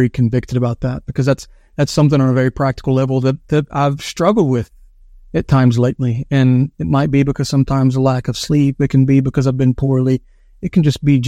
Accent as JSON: {"language": "English", "region": "West Virginia", "country": "United States", "tie": "born or raised there", "said": "when I grew up in West Virginia, when I would come back from university, I had a summer job working with the county"}